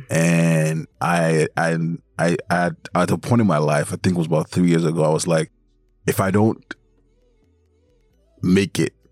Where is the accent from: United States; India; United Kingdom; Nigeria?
Nigeria; moved away; Back home in Nigeria, because I'm from Nigeria